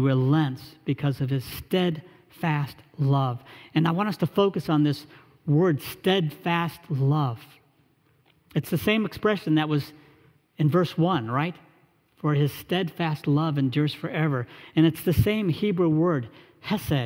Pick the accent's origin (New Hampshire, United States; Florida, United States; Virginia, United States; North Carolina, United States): North Carolina, United States; Charlotte; an internship with an engineering firm back in my hometown in Charlotte